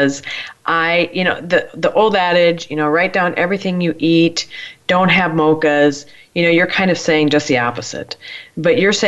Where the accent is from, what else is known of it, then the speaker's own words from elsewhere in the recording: Midwest, United States; I'm from the Midwest